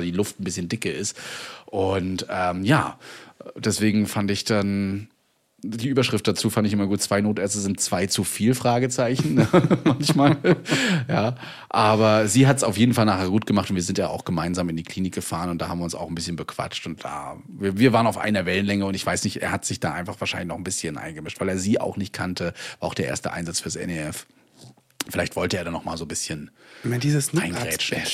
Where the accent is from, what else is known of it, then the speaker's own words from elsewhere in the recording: Rostock, Mecklenburg-Vorpommern, Germany; bei uns in Rostock